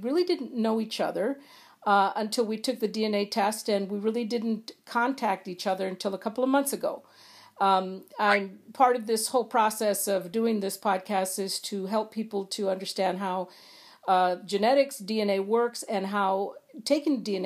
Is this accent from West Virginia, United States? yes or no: no; Central and then Northern California, United States; I was pretty much from Central and then Northern California